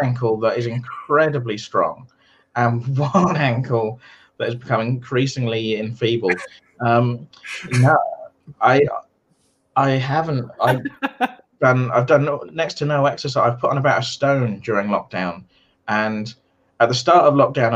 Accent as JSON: {"language": "English", "region": "England", "country": "United Kingdom", "moved": "as an adult", "lives_now": "Wales, United Kingdom", "said": "I'm English"}